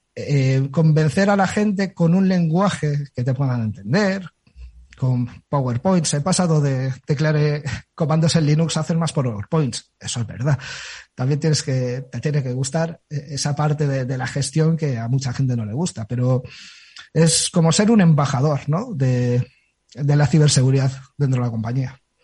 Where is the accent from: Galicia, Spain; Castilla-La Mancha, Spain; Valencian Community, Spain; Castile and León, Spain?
Galicia, Spain; soy gallego